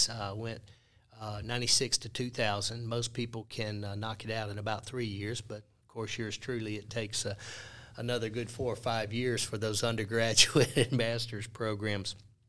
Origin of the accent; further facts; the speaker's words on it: Falkner, Mississippi, United States; accent: Mississippi; also born or lived in St. Louis, Missouri / Corinth, Mississippi; Yeah, a little bitty town. My hometown is Faulkner, Mississippi